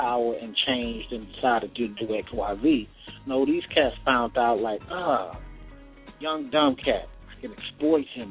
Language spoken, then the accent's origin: English; West Coast, United States; I'm from the West Coast